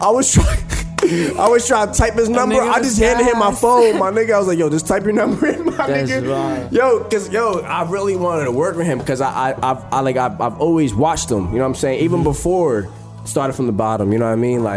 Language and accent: English; New Jersey, United States; we both from Jersey